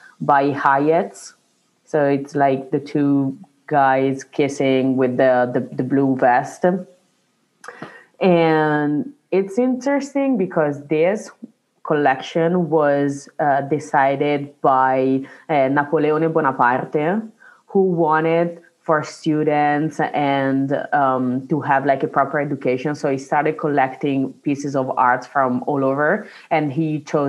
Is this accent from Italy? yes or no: yes; Italy; now in Milan, Italy; my hometown, where I grew up, we have in our church like a finger